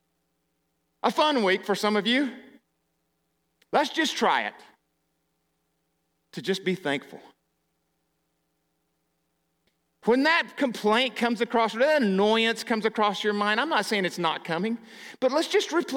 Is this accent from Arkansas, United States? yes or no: yes; Arkansas, United States; moved away; I grew up in Arkansas